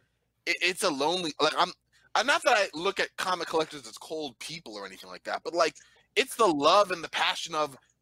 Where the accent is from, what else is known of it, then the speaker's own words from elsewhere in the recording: New York, United States; I'm from New York